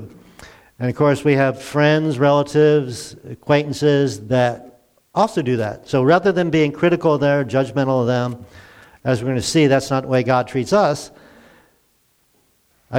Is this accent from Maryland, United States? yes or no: yes; Glen Burnie, Maryland, United States; I grew up in Glen Burnie, a suburb of Baltimore